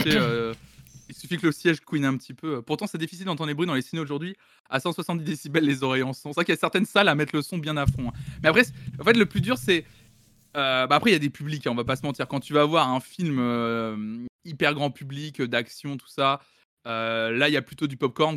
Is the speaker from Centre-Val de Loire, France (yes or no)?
yes; Tours, Centre-Val de Loire, France; je suis né à Tours en 92, fin 92